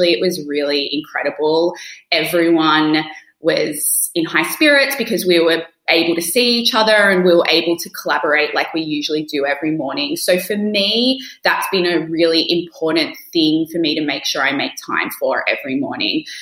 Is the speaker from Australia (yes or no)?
yes; Australia; also born or lived in United Kingdom; now in New York, United States; I'm an Australian living in New York and I lived in the UK for many years